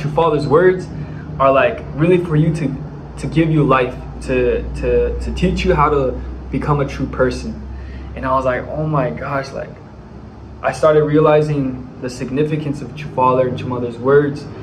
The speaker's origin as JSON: {"language": "English", "area": "Bay Area", "region": "California", "country": "United States", "moved": "as an adult", "lives_now": "Dominican Republic", "said": "I'm from the Bay Area, California"}